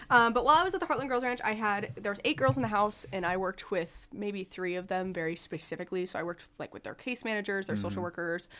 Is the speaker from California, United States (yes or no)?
no; Alexandria, Minnesota, United States; moved away as an adult; now in Morris, United States; I am originally from Alexandria, and I moved to Morris for college.